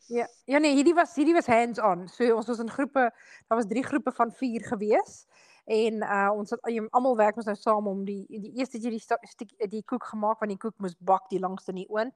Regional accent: South Africa; moved away; ons het in Suid-Afrika groot geword

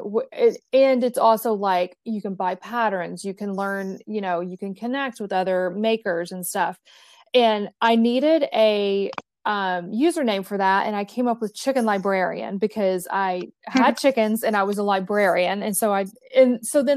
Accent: East Tennessee, United States; I grew up in East Tennessee

